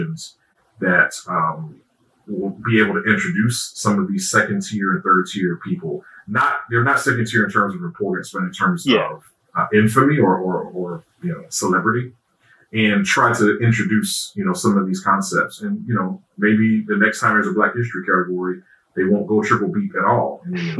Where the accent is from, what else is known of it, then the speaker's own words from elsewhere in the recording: Alabama, United States; also born or lived in Detroit, Michigan; I was born in Detroit, grew up in Alabama